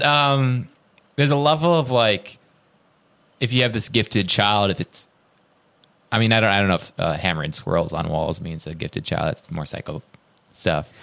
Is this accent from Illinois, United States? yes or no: yes; Roscoe, Illinois, United States; I'm from Roscoe, which is very, very close